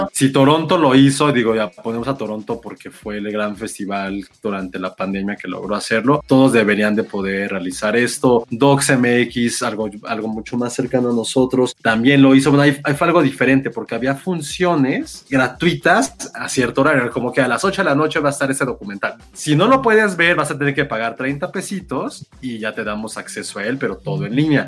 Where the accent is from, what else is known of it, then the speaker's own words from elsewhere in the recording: Mexico; nosotros como mm. mexicanos que siempre tenemos esta parte también de dolor